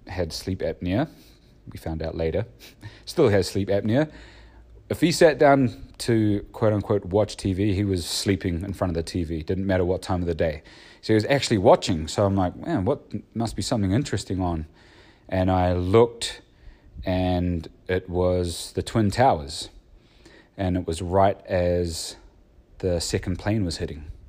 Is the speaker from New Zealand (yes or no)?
yes; New Zealand; growing up in New Zealand